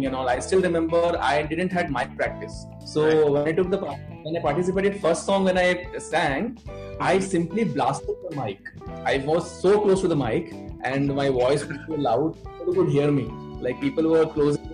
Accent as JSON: {"language": "English", "town": "Bhopal", "region": "Madhya Pradesh", "country": "India", "tie": "born or raised there", "moved": "as an adult", "lives_now": "Mumbai, India", "said": "I was born and brought up in Bhopal. It's a capital city of Madhya Pradesh state."}